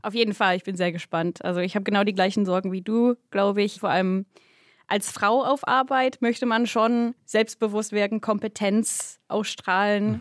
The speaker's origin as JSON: {"language": "German", "area": "Berkshire", "region": "South East England", "country": "United Kingdom", "tie": "born or raised there", "second_language": "German", "moved": "yes", "lives_now": "Berlin, Germany", "said": "ich komme aus dem Royal äh, County Berkshire."}